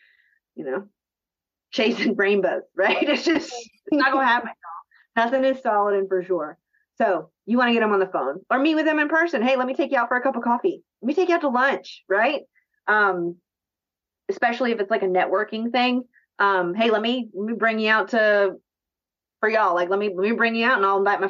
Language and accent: English; Atlanta, Georgia, United States; now in Columbia, United States; I'm originally from Northeast Atlanta and I live in Columbia